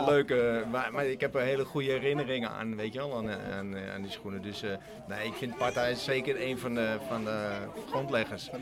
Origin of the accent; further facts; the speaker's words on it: Amsterdam, North Holland, Netherlands; ik kom ook uit de Republiek Amsterdam